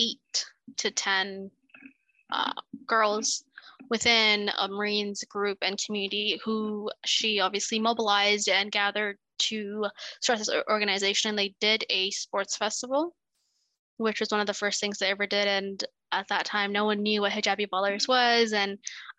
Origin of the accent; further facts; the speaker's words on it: Toronto, Ontario, Canada; I grew up in Toronto